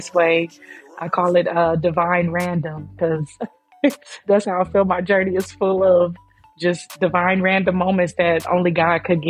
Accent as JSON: {"language": "English", "town": "Oakland", "region": "California", "country": "United States", "tie": "born or raised there", "said": "I'm a 41-year-old Oakland native, born and raised in Oakland"}